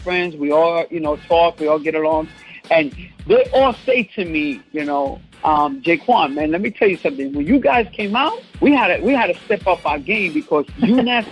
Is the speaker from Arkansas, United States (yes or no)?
no; New York City, New York, United States; I grew up in the Bronx. I'm a Bronx boy